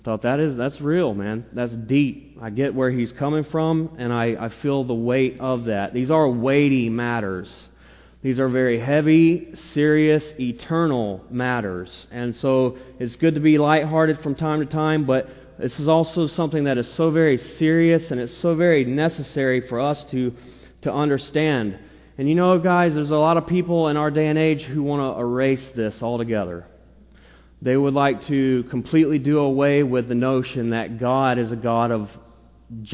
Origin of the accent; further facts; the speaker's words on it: the South, United States; I'm a Southerner